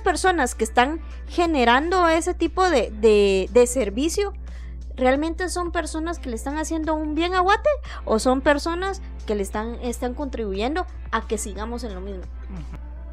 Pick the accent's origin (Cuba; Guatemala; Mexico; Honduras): Guatemala; accent: capitalino; cada uno de nosotros como guatemaltecos